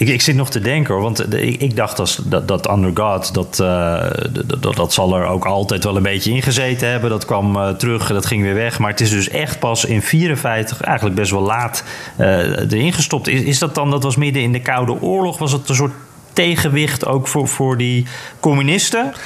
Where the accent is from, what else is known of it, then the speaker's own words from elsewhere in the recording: Netherlands; als Nederlander